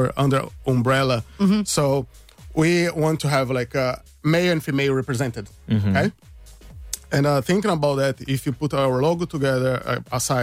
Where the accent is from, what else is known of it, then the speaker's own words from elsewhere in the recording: Brazil; moved away as an adult; now in Ireland; I'm from Brazil myself